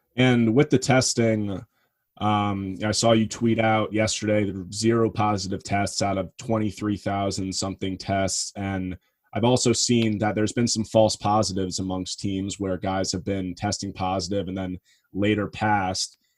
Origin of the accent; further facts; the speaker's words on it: New York area, United States; I'm from the New York area